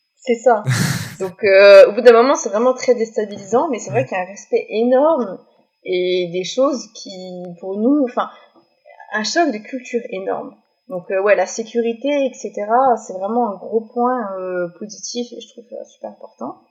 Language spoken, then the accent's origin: French; France; moved away as an adult; also born or lived in Canada / Portugal; je suis française.